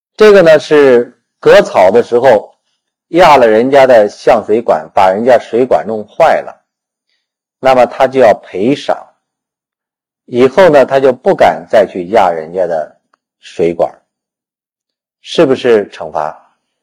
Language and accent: Chinese; China; 我们中国人